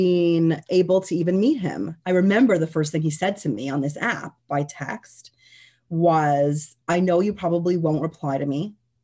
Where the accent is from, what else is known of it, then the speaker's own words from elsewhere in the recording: Canada; we're Canadian